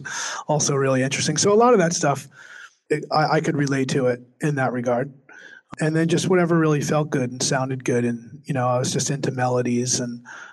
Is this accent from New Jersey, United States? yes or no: yes; New Jersey, United States; I'm from New Jersey.